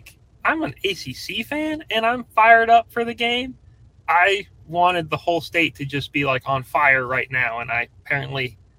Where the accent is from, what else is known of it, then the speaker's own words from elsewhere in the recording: Northeast, United States; also born or lived in Virginia; I'm from the Northeast.